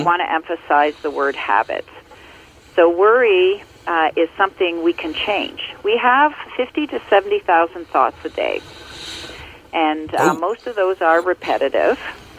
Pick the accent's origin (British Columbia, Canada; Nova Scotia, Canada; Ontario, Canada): Ontario, Canada; born or raised there